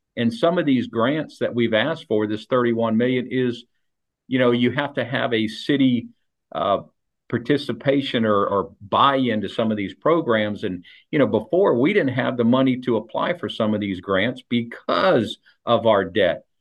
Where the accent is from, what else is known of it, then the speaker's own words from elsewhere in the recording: South Daytona, Florida, United States; I grew up in South Daytona, and South Daytona was always a true bedroom community.